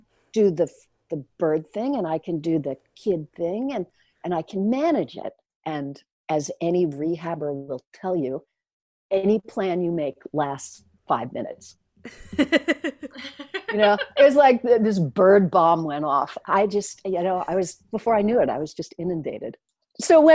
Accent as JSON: {"language": "English", "town": "Oyster Bay", "region": "New York", "country": "United States", "tie": "born or raised there", "said": "I grew up in Oyster Bay on Long Island, New York"}